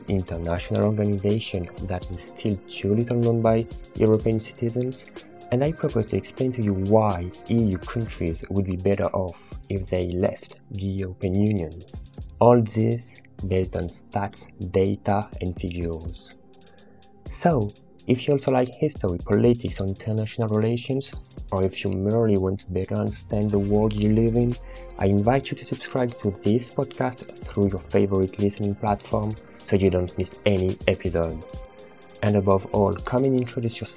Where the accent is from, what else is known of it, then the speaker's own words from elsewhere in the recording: France; accent: French; English is a second language; now in Quebec, Canada; I'm French, that's where my horrible accent comes from